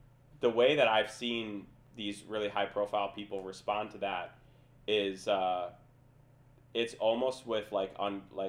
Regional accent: Minnesota, United States; moved away as an adult; also born or lived in Lawrence, Kansas; I'm from Minnesota. Like, that alone, yeah, like, I have no network, from Minnesota, from a small town. I was grew up in a township

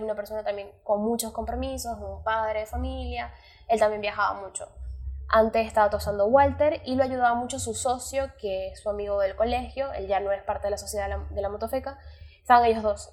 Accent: Venezuela; moved away; me fui de Venezuela

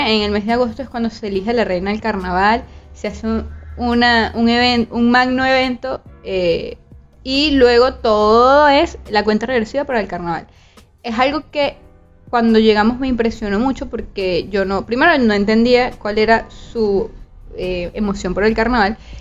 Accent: Venezuela; moved away as an adult; now in Barranquilla, Colombia

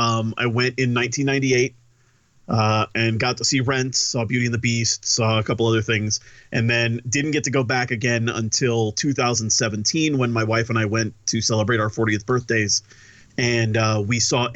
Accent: Southern Illinois, United States; I grew up in a small town in the Midwest, in Southern Illinois.

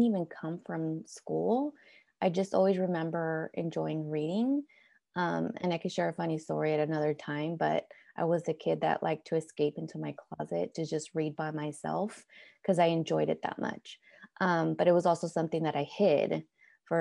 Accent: Oakland, California, United States; was also born and raised in Oakland with parents from Mexico

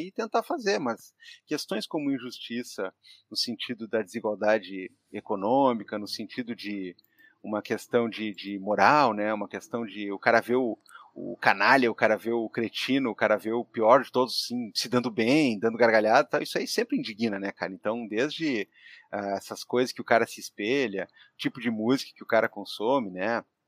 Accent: Porto Alegre, Rio Grande do Sul, Brazil; nascido e criado em Porto Alegre, é, cria do bairro São Geraldo, no quarto distrito

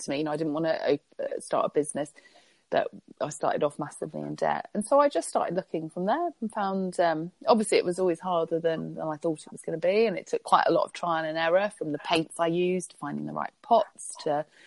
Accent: Spain; moved away; growing up in Spain

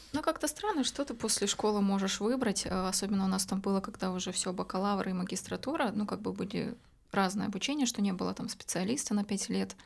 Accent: Novosibirsk, Novosibirsk Oblast, Russia; born or raised there; moved away as an adult; also born or lived in Kamchatka / Saint Petersburg; now in Montenegro

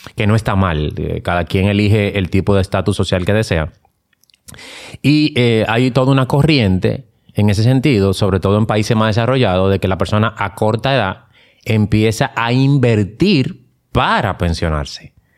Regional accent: Dominican Republic; Nosotros como dominicanos estamos, no estamos acostumbrados a exigir nuestros ah. derechos

